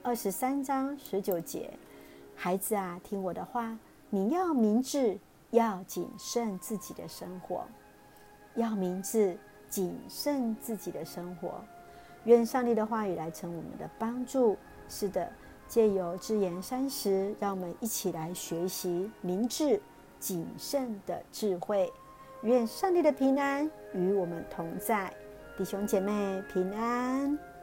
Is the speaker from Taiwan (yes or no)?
yes; Taiwan; 谢谢主爱我们台湾，